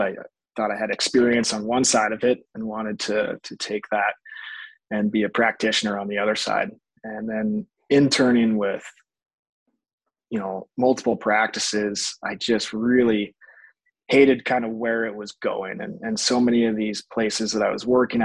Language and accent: English; Spokane, Washington, United States; moved away as an adult; also born or lived in Boise, Idaho; now in Nampa, United States; I grew up in Spokane, Washington